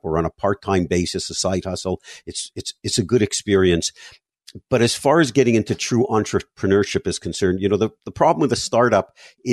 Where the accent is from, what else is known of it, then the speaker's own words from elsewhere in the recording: Montreal, Quebec, Canada; moved away as an adult; now in South Florida, United States; I grew up in Montreal, spent 35 years there before relocating to South Florida